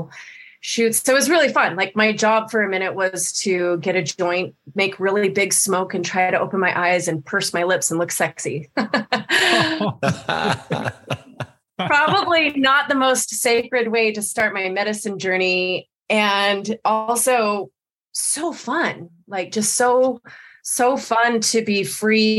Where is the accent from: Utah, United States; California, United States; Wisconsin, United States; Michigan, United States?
Utah, United States; Salt Lake City; I was born and raised in Salt Lake City.